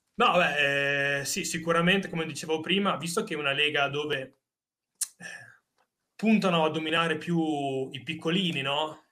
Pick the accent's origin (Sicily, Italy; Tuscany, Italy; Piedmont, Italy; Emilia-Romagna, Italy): Emilia-Romagna, Italy; Bologna; siamo di Bologna